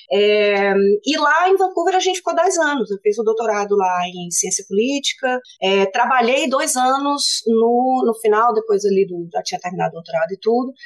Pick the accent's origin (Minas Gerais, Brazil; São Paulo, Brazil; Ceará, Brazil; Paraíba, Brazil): Ceará, Brazil; Fortaleza; moved away as an adult; now in Sydney, Australia; eu sou de Fortaleza. É, nascida, criada, família toda lá em, Fortaleza